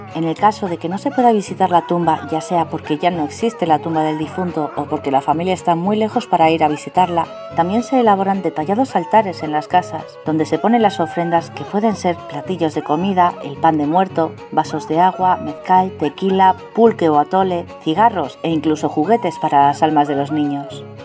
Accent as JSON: {"language": "Spanish", "country": "Spain", "said": "de España"}